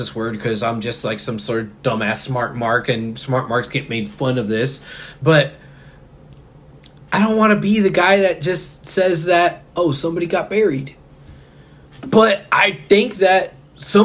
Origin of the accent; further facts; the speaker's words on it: Houston, Texas, United States; I'm from Houston